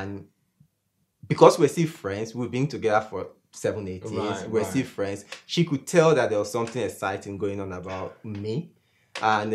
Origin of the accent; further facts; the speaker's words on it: Rivers State, Nigeria; I grew up in River State. We call it Gary, really.